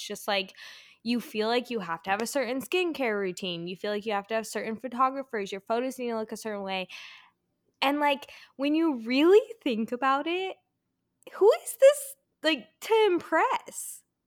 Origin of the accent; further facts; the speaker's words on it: California, United States; moved away; also born or lived in Colorado; I'm from California